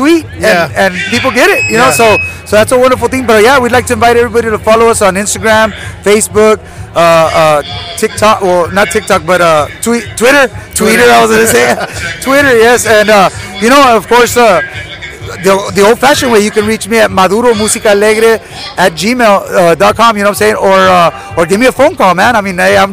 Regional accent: South Texas, United States; we're actually from South Texas

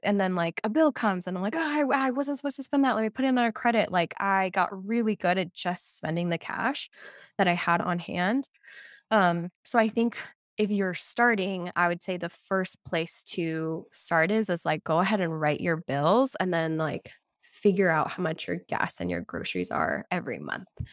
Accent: Lima, Peru; moved away; I was born in Lima, Peru

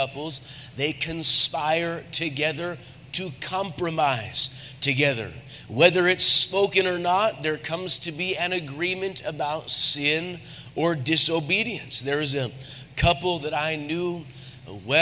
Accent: United States; I'm an American.

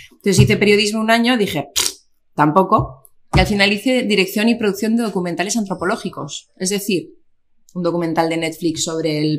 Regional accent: Basque Country, Spain; sí que somos muchos vascos

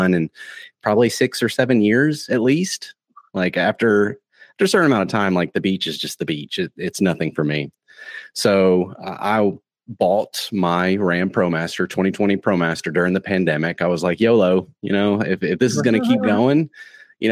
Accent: Tennessee, United States; now in Florida, United States; I'm originally from Tennessee, so I'm accustomed to, you know, mountains

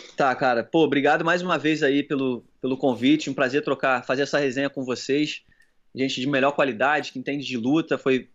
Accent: Brazil; eu sou do Brasil

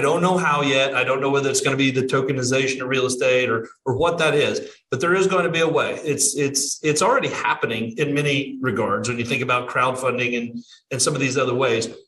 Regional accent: Southern Illinois, United States; now in Florida, United States; I'm originally from Southern Illinois, but live here in uh, Florida

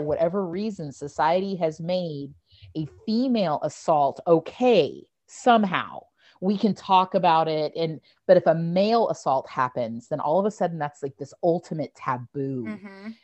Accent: Bakersfield, California, United States; I'm from Bakersfield, which is where they wound up

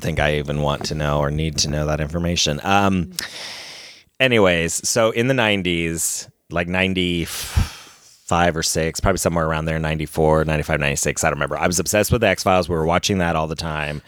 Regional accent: Ohio, United States; growing up in Ohio

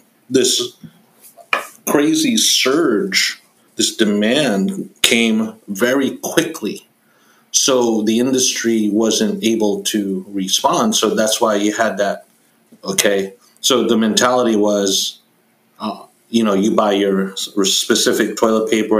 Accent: New York, United States; where I grew up in New York

